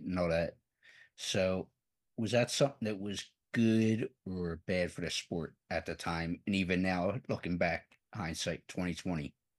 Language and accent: English; Philadelphia, Pennsylvania, United States; I'm from the Philadelphia area